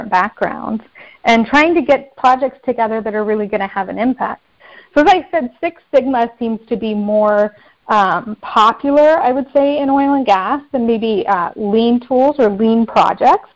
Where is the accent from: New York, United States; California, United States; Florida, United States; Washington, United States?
California, United States; Bakersfield; moved away as an adult; also born or lived in Angola; where I grew up in Bakersfield, California